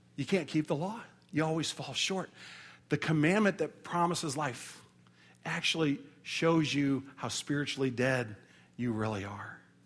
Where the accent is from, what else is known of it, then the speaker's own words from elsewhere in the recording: St. Louis, Missouri, United States; we're from Saint Louis